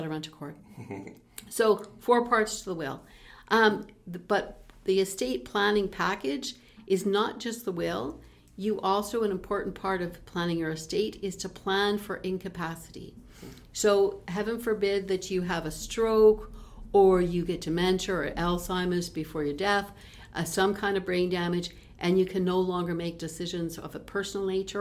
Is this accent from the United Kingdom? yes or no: no; Peace River, Alberta, Canada; I was raised in Peace River